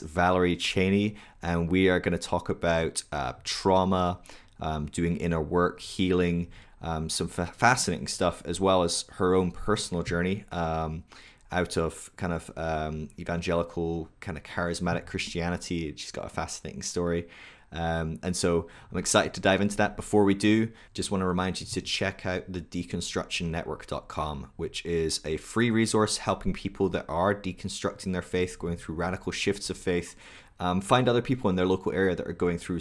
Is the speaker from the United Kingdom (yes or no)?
yes; United Kingdom; I'm British